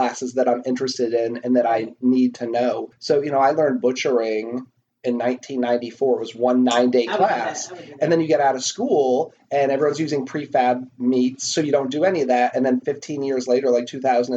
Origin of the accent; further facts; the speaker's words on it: outside of Boston, Massachusetts, United States; I grew up kind of outside of Boston, but my hometown didn't have great restaurants